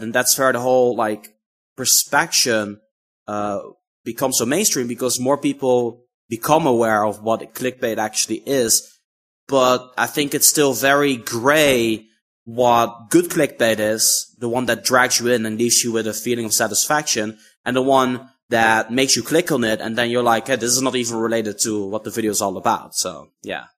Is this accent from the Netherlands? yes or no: yes; Netherlands; I'm from the Netherlands.